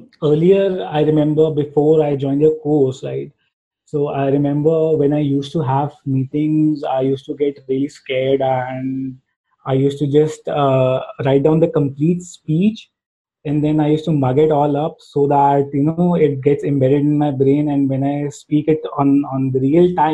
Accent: India; first language Hindi; English is a second language; And since being from India, my mother tongue is actually Hindi

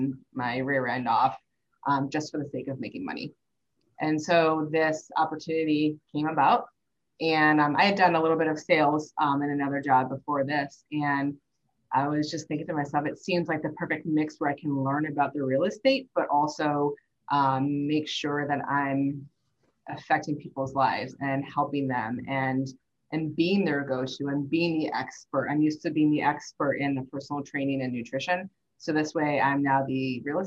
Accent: St. Louis, Missouri, United States; I grew up in St. Louis

